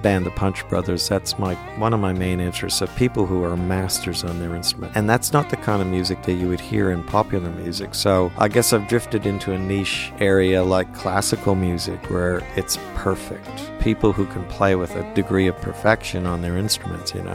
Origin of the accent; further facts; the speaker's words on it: Montreal, Quebec, Canada; moved away as an adult; now in Australia; someone I grew up with in Montreal